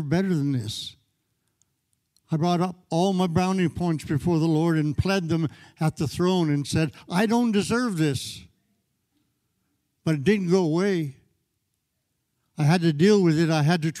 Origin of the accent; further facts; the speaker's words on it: Canada; I grew up in Canada